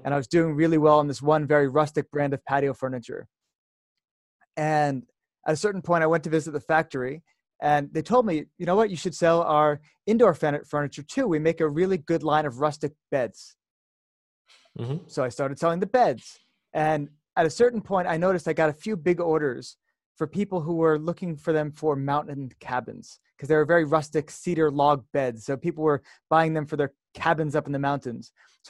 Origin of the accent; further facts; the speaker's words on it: United States; moved away as an adult; now in Jerusalem, Israel; I'm having this call right now from Jerusalem, Israel, even though I'm from America